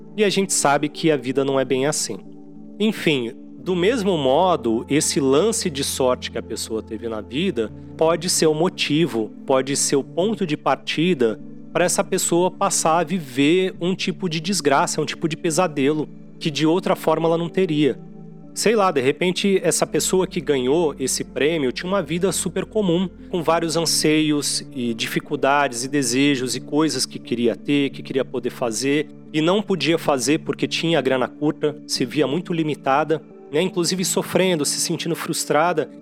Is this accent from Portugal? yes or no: no; Santos, São Paulo, Brazil; lá em Santos, que eu considero minha cidade natal, embora eu não tenha nascido lá.